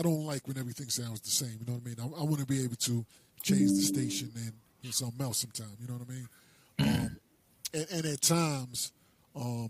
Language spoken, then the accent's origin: English; New Jersey, United States; I'm from Jersey and I like my area getting shine